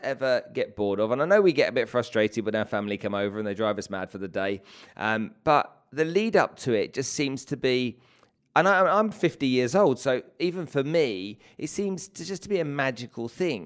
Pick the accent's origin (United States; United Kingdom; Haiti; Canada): United Kingdom; England; I'm from England